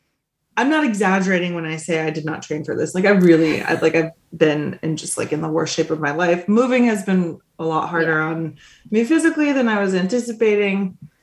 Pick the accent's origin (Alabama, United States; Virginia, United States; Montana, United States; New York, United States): Montana, United States; Cause I was like coming from Montana. It was like a different scale.